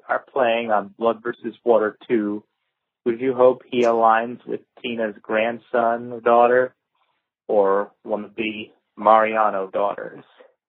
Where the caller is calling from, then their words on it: Mineola, New York, United States; I'm calling you from Mineola, New York.